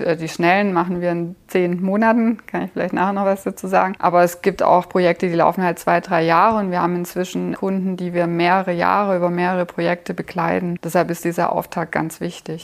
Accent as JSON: {"language": "German", "country": "Germany", "said": "ich komme nicht aus Finnland, ich komme aus Deutschland."}